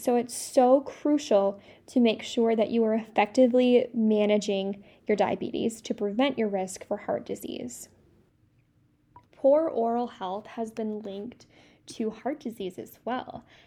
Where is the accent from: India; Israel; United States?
United States; Midwest; I'm from the Midwest, so I say pop